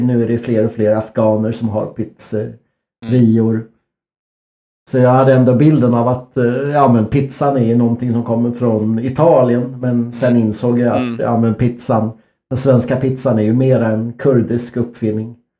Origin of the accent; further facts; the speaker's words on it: Örsundsbro, Uppsala County, Sweden; i Örsundsbro där jag växte upp